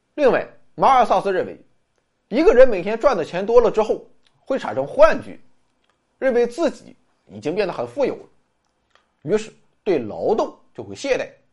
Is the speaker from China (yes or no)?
yes; China; 我们中国人